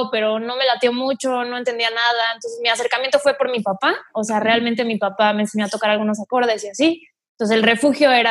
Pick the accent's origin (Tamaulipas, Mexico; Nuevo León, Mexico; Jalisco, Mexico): Tamaulipas, Mexico; Mante; accent: northern; Mante está casi pegado a Veracruz, está bajito así, abajito en Tamaulipas.